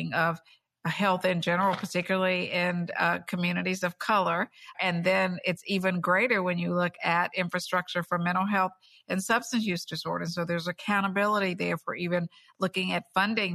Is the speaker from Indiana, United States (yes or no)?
no; Bluefield, West Virginia, United States; a community that I grew up in Bluefield, West Virginia, a small town